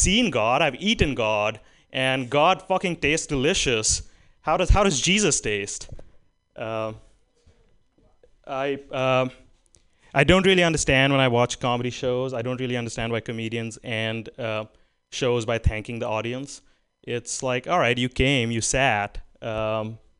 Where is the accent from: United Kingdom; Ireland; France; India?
India; accent: Indian; now in United States; I'm from India